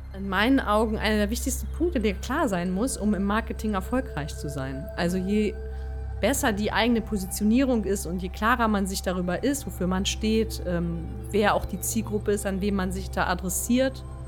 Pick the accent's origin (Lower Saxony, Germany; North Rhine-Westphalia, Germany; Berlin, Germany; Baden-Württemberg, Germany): Berlin, Germany; moved away as an adult; now in Bonn, Germany; in Berlin geboren, in Berlin aufgewachsen und dann irgendwann ins Rheinland